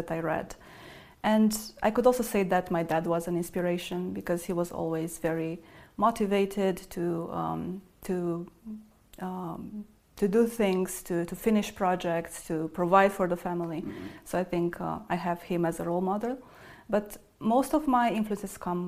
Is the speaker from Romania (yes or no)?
yes; Satu Mare, Satu Mare County, Romania; English is a second language; also born or lived in Cluj-Napoca, Romania / Berlin, Germany; now in Zurich, Switzerland; I grew up in Satu Mare in Romania.